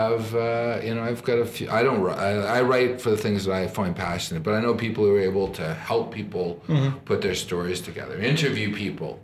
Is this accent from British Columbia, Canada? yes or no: no; Toronto, Ontario, Canada; I'm from Toronto.